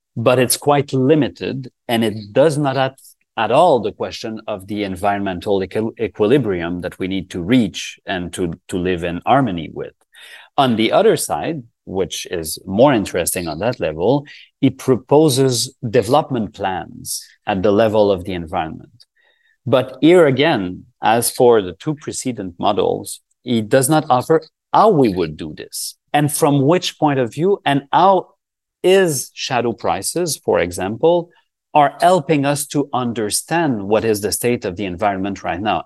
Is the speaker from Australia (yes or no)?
no; Canada; we are from Canada